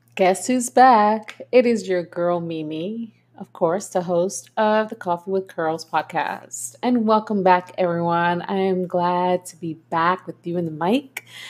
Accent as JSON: {"language": "English", "region": "New York", "country": "United States", "moved": "as an adult", "said": "I am from New York"}